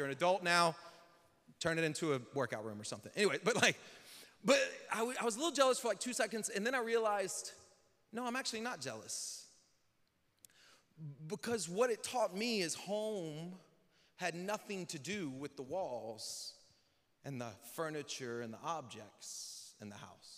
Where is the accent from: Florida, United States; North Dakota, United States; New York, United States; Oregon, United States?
Florida, United States; Northwest; also born or lived in Lake Charles, Louisiana; I was born in Louisiana, and at age like 2, my family moved to Northwest Florida. And then from the age of like 2.5, 3, till I was 18, we moved 6 more times in the same city